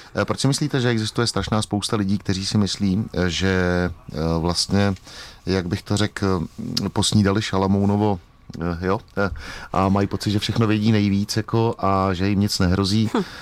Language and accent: Czech; Bohemia, Czechia; u nás v Čechách